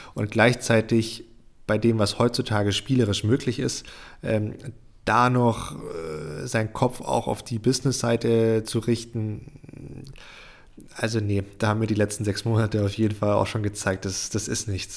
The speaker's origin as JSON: {"language": "German", "country": "Germany", "said": "hier bei uns in Deutschland"}